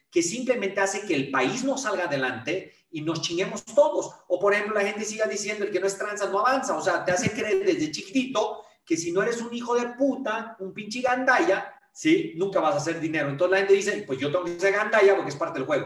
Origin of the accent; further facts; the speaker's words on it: Mexico; also born or lived in United States; pero yo soy mexicano. Entonces, y, el lugar donde yo viví en muchos países, muchas ciudades, pero donde más he vivido en mi vida es México.